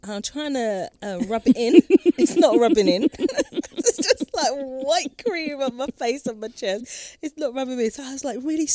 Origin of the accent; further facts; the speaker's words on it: United Kingdom; moved away as an adult; now in France; Because I'm British. What I'm a British person.